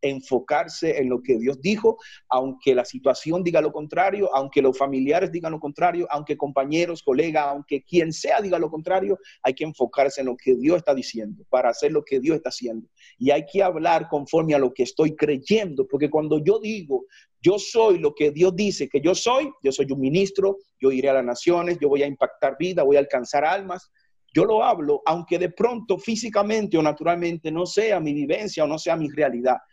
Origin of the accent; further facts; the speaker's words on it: Santiago de los Caballeros, Santiago, Dominican Republic; moved away as an adult; now in Colombia; desde que salí de República Dominicana a Colombia, he tenido planes de volver a República Dominicana, a Santiago más que todo